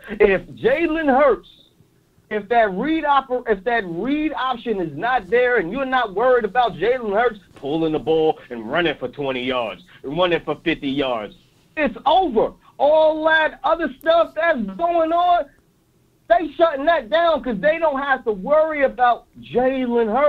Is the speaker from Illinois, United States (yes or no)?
yes; East St. Louis, Illinois, United States; I'm from East St. Louis. I got a little accent.